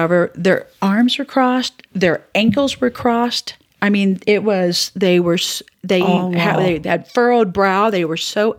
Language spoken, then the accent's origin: English; the South, United States; And I grew up in the South.